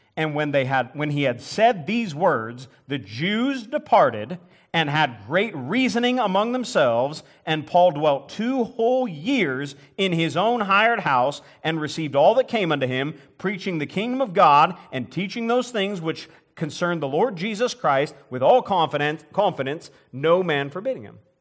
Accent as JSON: {"language": "English", "country": "United States", "said": "I'm an American"}